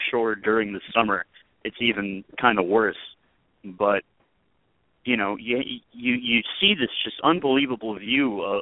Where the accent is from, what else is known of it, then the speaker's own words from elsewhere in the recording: Richmond, Virginia, United States; born there; now in New York, United States; I've lived in four boroughs but Staten Island. I was born in Richmond, Virginia